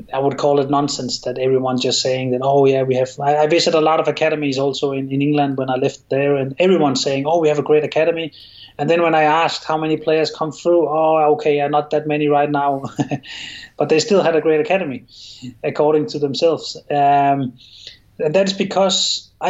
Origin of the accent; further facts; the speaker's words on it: Copenhagen, Capital Region of Denmark, Denmark; English is a second language; moved away; I'm from Copenhagen and someone else is from the west of Denmark. There's a difference there, but it means very little to us. We will often just say we're Danish